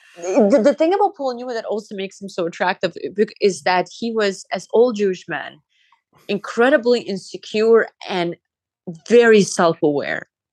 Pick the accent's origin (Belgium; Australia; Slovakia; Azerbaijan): Azerbaijan; moved away; when I was growing up in Azerbaijan